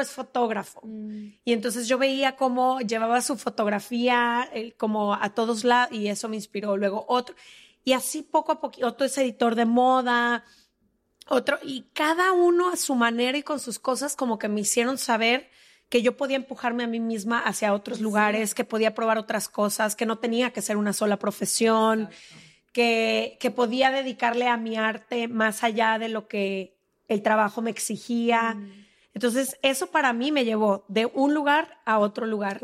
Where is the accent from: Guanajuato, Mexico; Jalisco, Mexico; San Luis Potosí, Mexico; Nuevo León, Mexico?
Jalisco, Mexico; Guadalajara; moved away as an adult; also born or lived in Mexico City; Yo soy de Guadalajara, ¿no? Ahí crecí toda la vida